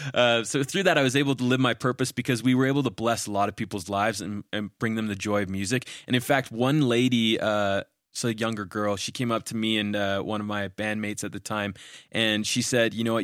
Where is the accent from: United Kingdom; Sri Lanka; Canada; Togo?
Canada; moved away as an adult; also born or lived in Utah; I'm a Canadian citizen, but at the time, I only had a visa to attend school